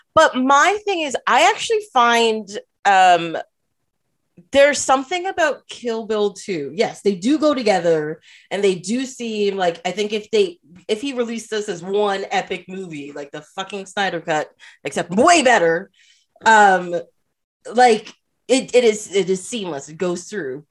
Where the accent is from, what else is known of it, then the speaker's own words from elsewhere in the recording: Trinidad & Tobago; moved away; I am from Trinidad